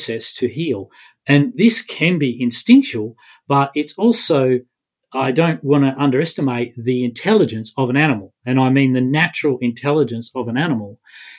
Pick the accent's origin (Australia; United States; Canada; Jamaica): Australia; being an Australian